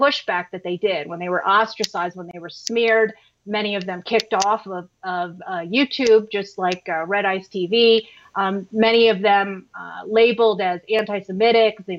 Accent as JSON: {"language": "English", "country": "United States", "tie": "born or raised there", "said": "I was born here. I was raised here"}